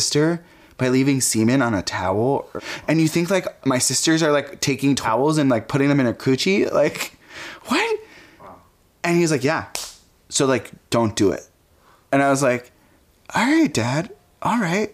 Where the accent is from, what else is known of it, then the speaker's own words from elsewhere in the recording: Fanwood, New Jersey, United States; also born or lived in Egypt (parents); I grew up in New Jersey. My parents immigrated here from Egypt and had me in Jersey City